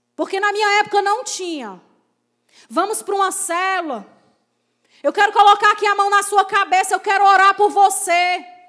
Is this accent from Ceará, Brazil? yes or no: yes; Crateús, Ceará, Brazil; now in Fortaleza, Brazil; eu não sou daqui de Fortaleza, sou de Crateús. Então, era, era uma família muito renomada lá na minha cidade